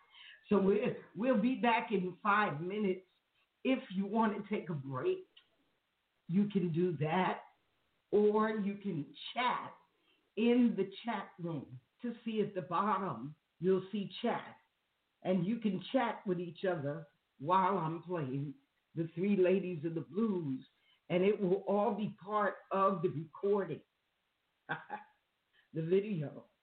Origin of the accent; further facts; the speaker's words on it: New York, United States; moved away; Okay, I'm from New York. I left New York in 1970.